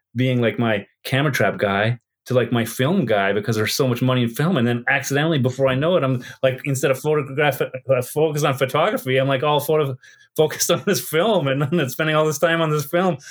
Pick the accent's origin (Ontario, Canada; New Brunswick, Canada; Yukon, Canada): Yukon, Canada; Whitehorse; also born or lived in Edmonton; my university had more people than the city I live in, Whitehorse